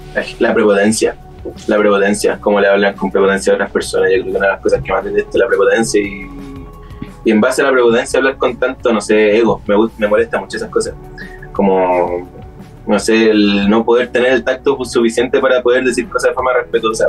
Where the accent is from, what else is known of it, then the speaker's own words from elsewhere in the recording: Santiago, Santiago Metropolitan Region, Chile; also born or lived in Chiguayante / Talcahuano / Concepción; ya el 2012 crecí en Santiago, Maipú